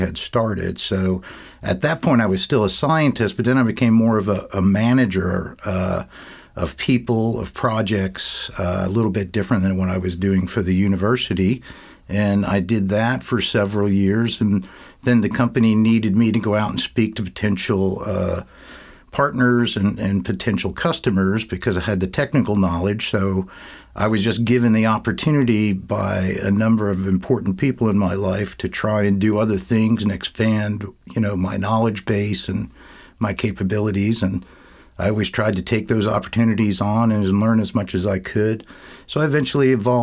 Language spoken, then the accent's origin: English; West Orange, New Jersey, United States; I grew up in West Orange, New Jersey